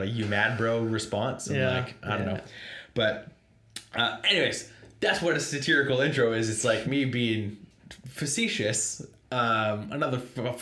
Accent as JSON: {"language": "English", "region": "Pacific Northwest", "country": "United States", "said": "we're from the Pacific Northwest."}